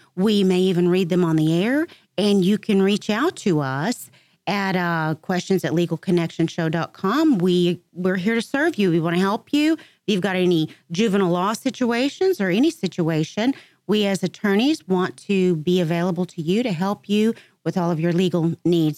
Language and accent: English; Dallas, Texas, United States; I'm from Dallas, Texas